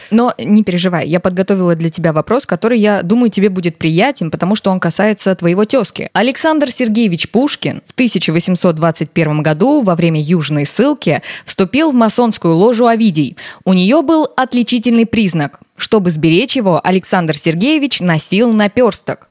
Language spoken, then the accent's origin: Russian; Kazakhstan; Я сама из Казахстана, и у меня очень много знакомых парней казахов.